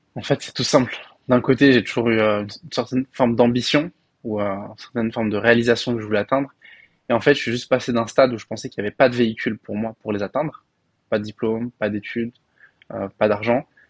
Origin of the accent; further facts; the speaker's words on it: Paris, Île-de-France, France; moved away as an adult; also born or lived in Belgium; now in Dubai, United Arab Emirates; moi, j'ai grandi à Paris, dans le 19e arrondissement